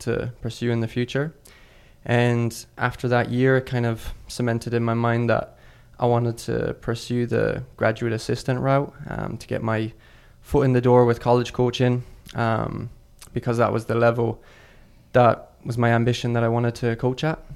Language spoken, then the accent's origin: English; Ireland; moved away as an adult; also born or lived in Mississippi, United States / Colorado, United States; now in United States; I'm originally from Ireland. I moved over to America in twenty seventeen to start college as a freshman in Mississippi.